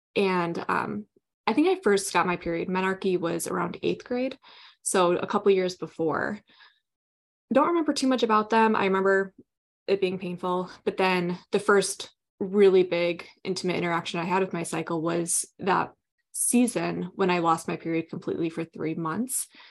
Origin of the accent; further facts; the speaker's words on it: Southwest Michigan, United States; I grew up in Southwest Michigan, here in the United States, small town